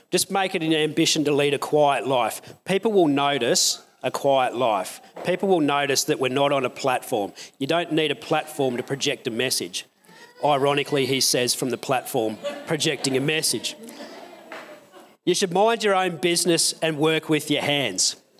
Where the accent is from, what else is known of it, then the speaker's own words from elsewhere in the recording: Newcastle, New South Wales, Australia; I grew up in Newcastle